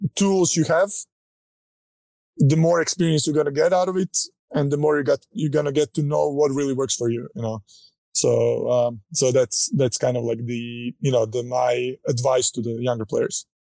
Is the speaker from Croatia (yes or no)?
yes; Croatia; moved away as an adult; now in United States; growing up in Croatia, uh, you know, not coming from a wealthy family